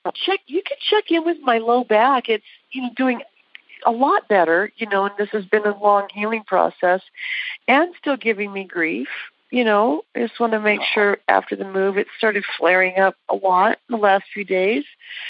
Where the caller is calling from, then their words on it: Henderson, Nevada, United States; I'm calling from Las Vegas, Nevada, Henderson, because it's hotter here, 111 degrees.